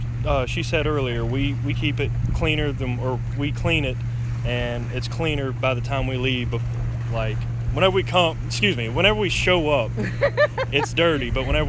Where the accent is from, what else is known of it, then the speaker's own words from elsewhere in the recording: Pillion, South Carolina, United States; I grew up in Pillion.